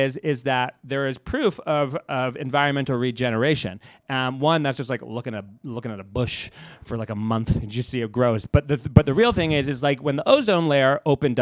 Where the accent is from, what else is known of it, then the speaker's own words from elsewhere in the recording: United States; I'm an American